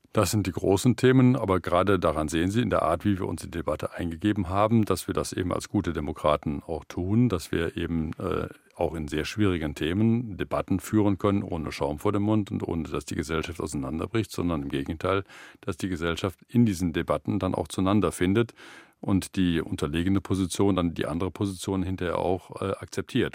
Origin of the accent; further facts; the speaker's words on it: Germany; wir dann als Deutsche